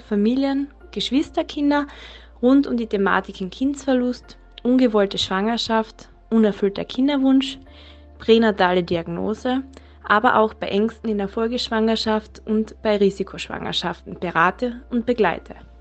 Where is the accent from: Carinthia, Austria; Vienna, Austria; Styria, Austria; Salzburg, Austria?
Carinthia, Austria; Klagenfurt; ich komme aus Klagenfurt